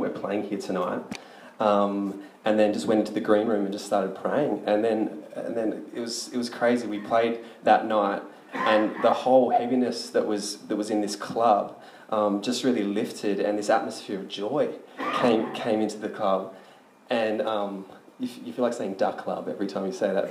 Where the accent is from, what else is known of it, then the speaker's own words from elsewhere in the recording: Sydney, New South Wales, Australia; I'm from Sydney